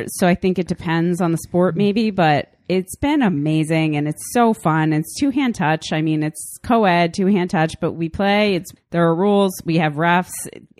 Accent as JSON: {"language": "English", "area": "East Coast", "region": "New England", "country": "United States", "moved": "yes", "said": "We're from the East Coast."}